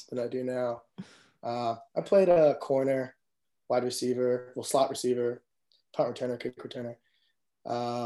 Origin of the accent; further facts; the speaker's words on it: Chapel Hill, North Carolina, United States; also born or lived in Chicago; I moved here right before first grade to Chapel Hill